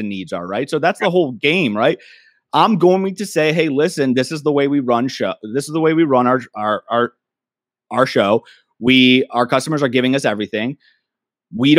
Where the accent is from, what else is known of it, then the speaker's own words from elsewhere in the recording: Michigan, United States; also born or lived in Wisconsin / California; now in Kirkland, United States; I'm born and raised in Michigan, trickled down to Wisconsin, I moved out to California. Now I'm in Seattle or Kirkland